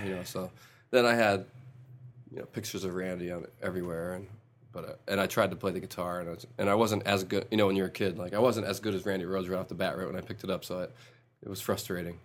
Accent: Rochester, New York, United States; moved away as an adult; now in Atlanta, United States; I'm originally from Rochester, New York

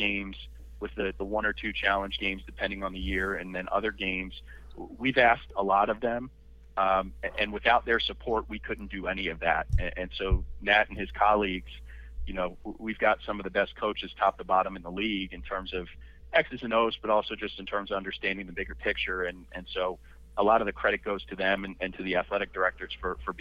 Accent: Philadelphia, Pennsylvania, United States; I grew up in the Northeast Philadelphia area

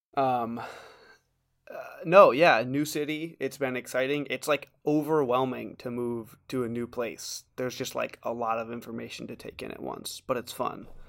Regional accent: New York City, New York, United States; now in Washington, D.C., United States; I'm from Brooklyn

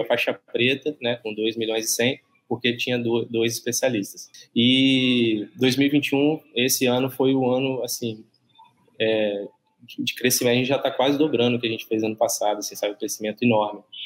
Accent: Barra Mansa, Rio de Janeiro, Brazil; Eu sou de, de Barra Mansa, no, no sul do estado do Rio

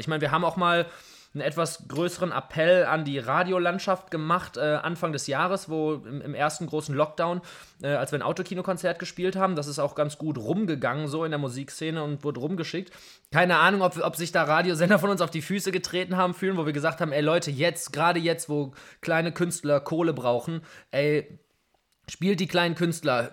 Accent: Essen, North Rhine-Westphalia, Germany; Also ich bin jetzt nun mal in Essen aufgewachsen

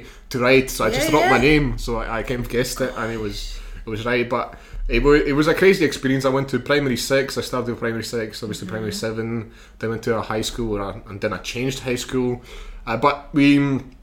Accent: Rakova, Žilina Region, Slovakia; English is a second language; now in Scotland; I grew up in a village.

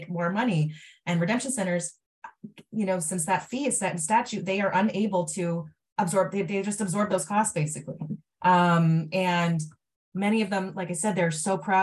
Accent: Maine, United States; when I was a kid, I grew up in Maine too

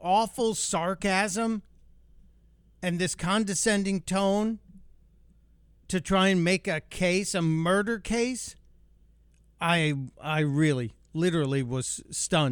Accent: Chicago, Illinois, United States; where I grew up in Chicago

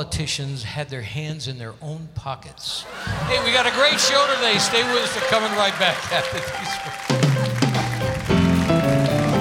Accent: Connecticut, United States; moved away; I got to see Broadway shows all the time when I grew up in Connecticut

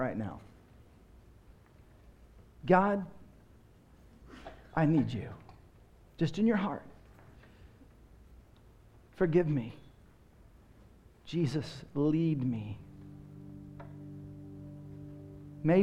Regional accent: Texas, United States; moved away as an adult; also born or lived in Seattle / Los Angeles; now in Austin, United States; I grew up in Texas, and in my day, you went to church before you watched the Cowboys.

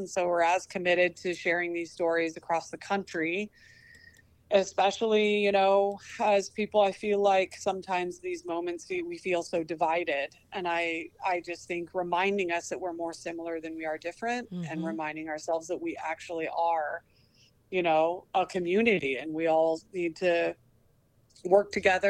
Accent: Oregon, United States; because I'm from Oregon

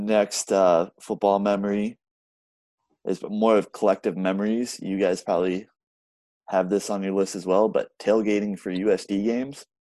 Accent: Sioux City, Iowa, United States; Growing up in Sioux City, going to see Sioux City Bandits, I thought it was always awesome.

